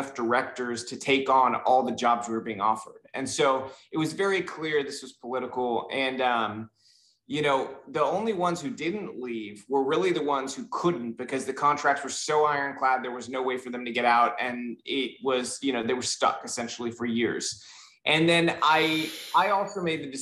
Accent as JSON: {"language": "English", "region": "Southern California", "country": "United States", "tie": "born or raised there", "said": "I grew up in Southern California, surprisingly not Miami like most Cubans"}